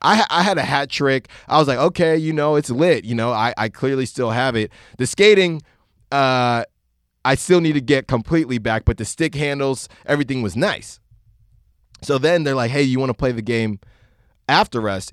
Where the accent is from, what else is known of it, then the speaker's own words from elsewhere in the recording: Concord, California, United States; I grew up in Concord